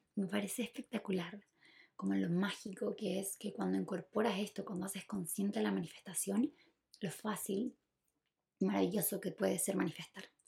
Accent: Chile; yo nací en Chile

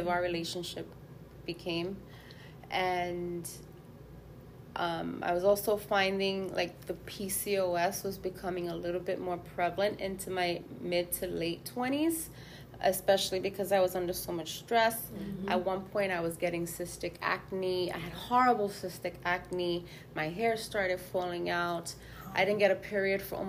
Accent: New York, United States; I grew up in New York in the height of the clubs and ecstasy

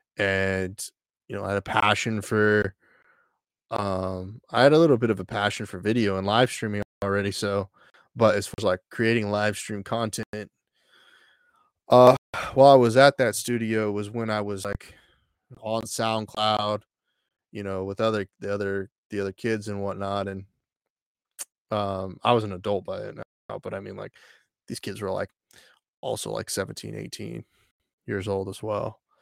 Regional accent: Texas, United States; I grew up in Texas

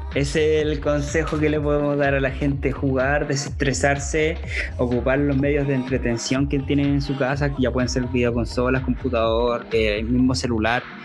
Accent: Chile; acá en Chile

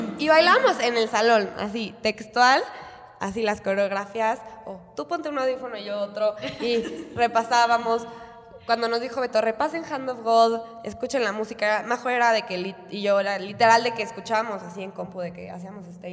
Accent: Mexico; somos puras mexicanas

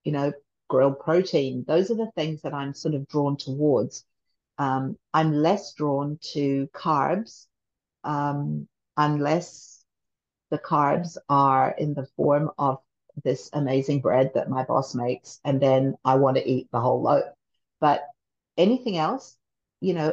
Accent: Christchurch, Canterbury, New Zealand; moved away as an adult; also born or lived in England / Japan / Seoul, Korea; now in United States; when I was raised in New Zealand

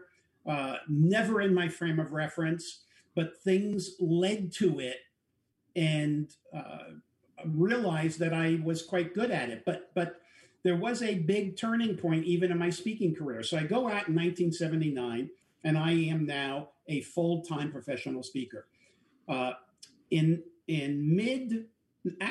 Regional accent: New York City, New York, United States; now in San Diego, United States; I'm a New Yorker

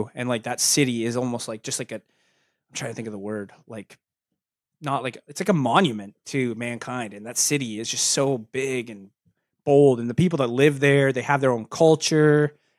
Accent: New Jersey, United States; I'm actually from New Jersey.

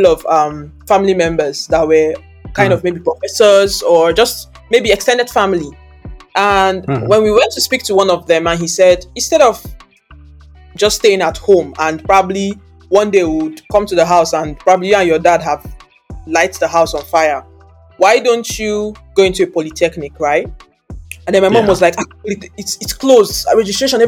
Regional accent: Anambra, Nigeria; I'm from the eastern part of the world. It's a part of Nigeria. I'm from Anambra State.

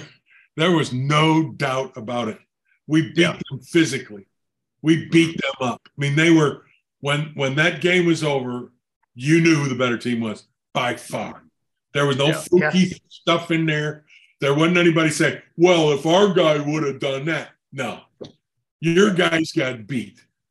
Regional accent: Detroit, Michigan, United States; I'm from, you know, Detroit, or I'm from Michigan.

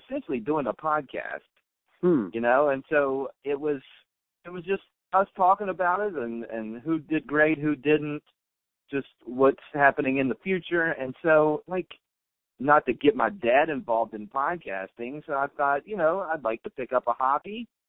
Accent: West Virginia, United States; growing up in West Virginia

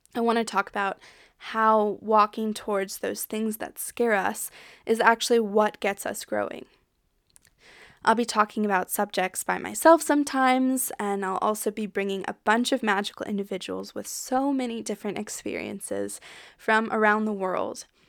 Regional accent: United States; accent: American; moved away as an adult; also born or lived in French Alps, France; now in France; I'm an American, if you can tell by my accent, but I live in France with my partner, Flo. I left the U S a little over three years ago

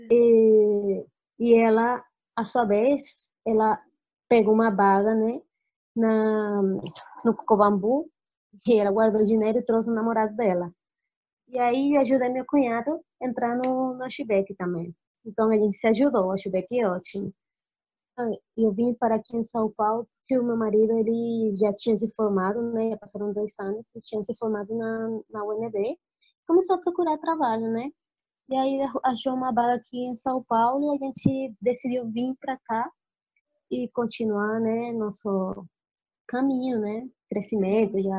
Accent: Colombia; Portuguese is a second language; now in Brazil; Café, que eu gosto do café, Colômbia e tal, que eu venho da Colômbia, o café é bom, aqui em Brasil também é bom café

